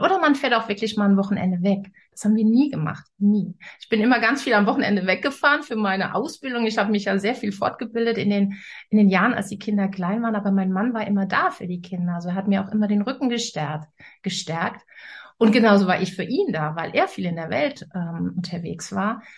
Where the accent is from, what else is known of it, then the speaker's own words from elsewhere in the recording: Rhineland, Germany; moved away as an adult; now in Northern Germany; Ich komme ja aus, aus dem Rheinland und lebe jetzt im Norden.